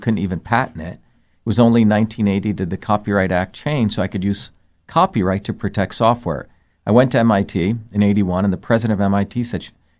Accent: Mumbai, Maharashtra, India; I grew up in India. I was born in India, but in two different worlds, even in India. I grew up in the cosmopolitan India of Bombay.

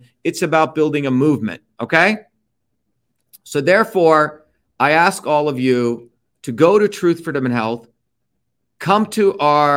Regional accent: India; now in United States; I was born in India

